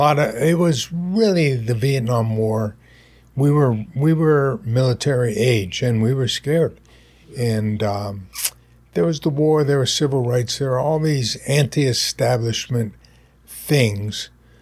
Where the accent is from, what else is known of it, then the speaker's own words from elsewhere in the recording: Pennsylvania, United States; born there; also born or lived in Winnipeg, Canada / Maryland / New Jersey; So I was born in Pennsylvania, lived in Pennsylvania two or three times in my life, but moved about every 3 years, twice in Winnipeg, Canada, once in Maryland, once last in New Jersey.